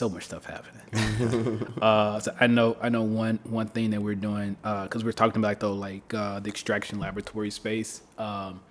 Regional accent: Memphis, Tennessee, United States; moved away; I come from Memphis, right? The Bible Belt

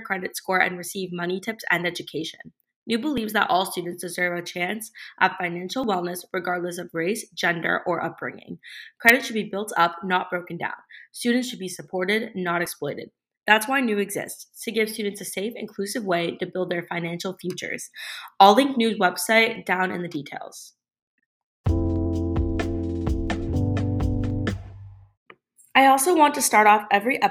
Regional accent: South Florida, United States; I grew up in South Florida

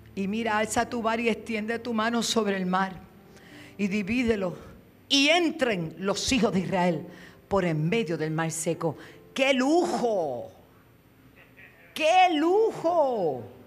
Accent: Puerto Rico; eso decimos acá en Puerto Rico, la linda, la bonita

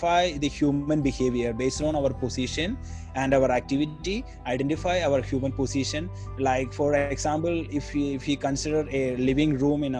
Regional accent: Kerala, India; first language Malayalam; English is a second language; moved away as an adult; now in South Korea; from south side, like our language, my mother tongue Malayalam

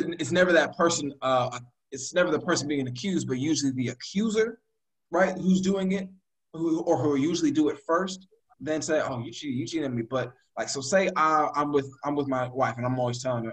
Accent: United States; we black Americans

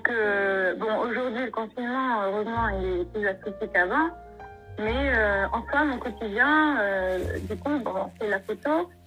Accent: Normandy, France; moved away as an adult; also born or lived in Bordeaux; now in Morocco; 26 ans, je suis auto-entrepreneur et je suis originaire de Normandie.

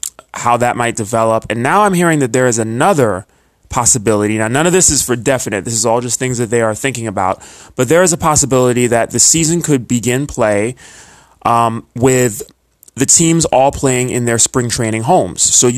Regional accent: New York City, New York, United States; as a New Yorker

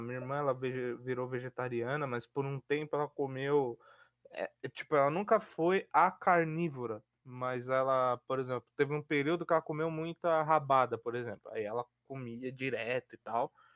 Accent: São Paulo, Brazil; eu sou paulista, eu gosto do frio de São Paulo.

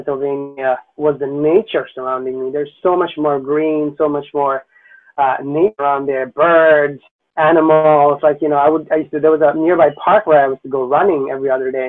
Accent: Sylhet, Sylhet Division, Bangladesh; moved away as an adult; also born or lived in Dhaka, Bangladesh / Washington, D.C., United States; now in New York City, United States; growing up in Silet, there was a practice of, you know, pursuing music as a hobby

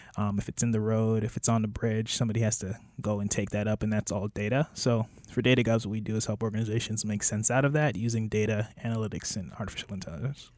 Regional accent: Miami Gardens, Florida, United States; also born or lived in Jamaica; I was raised in Miami. I grew up in Miami Gardens.

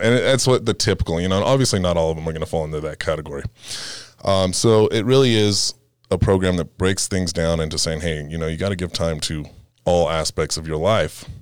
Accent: Fresno, California, United States; moved away as an adult; now in Colorado, United States; originally born and raised in, uh, Fresno, right outside of Fresno, California

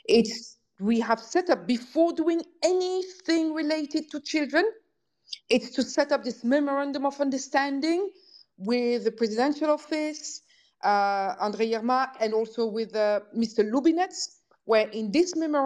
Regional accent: Belgium; now in Netherlands; I'm from Belgium. I live in the Netherlands. I'm not Ukrainian

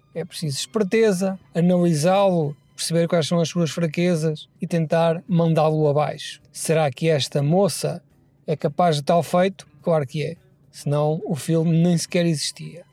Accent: Portugal; somos portugueses, não temos aquecimento

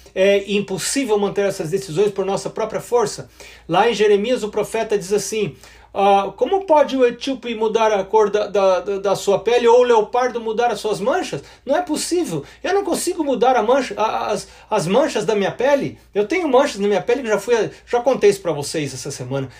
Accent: São Paulo, Brazil; moved away as an adult; now in United States; lá nessa cidade onde eu fui criado, que é em São Paulo

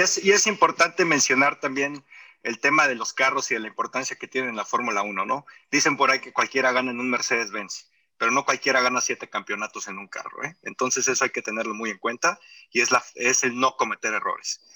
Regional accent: Mexico; como aficionado mexicano

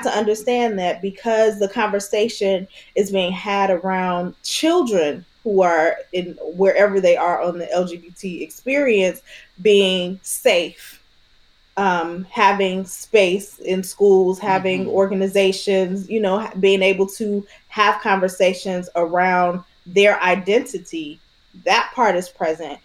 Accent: Illinois, United States; I grew up in Illinois

